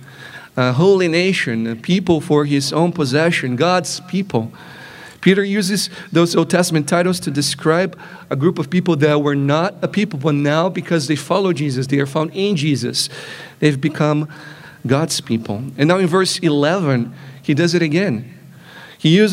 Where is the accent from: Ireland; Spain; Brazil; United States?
Brazil; moved away; growing up in Brazil is an important element of how I perceive myself to be